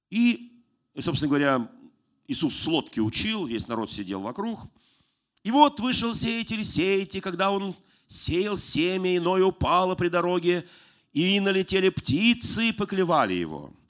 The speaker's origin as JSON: {"language": "Russian", "region": "Moscow", "country": "Russia", "tie": "born or raised there", "said": "я сам родился в Москве"}